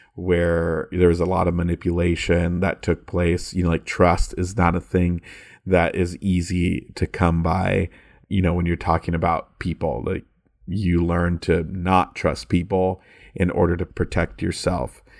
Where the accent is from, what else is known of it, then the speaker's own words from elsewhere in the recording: California, United States; I'm from California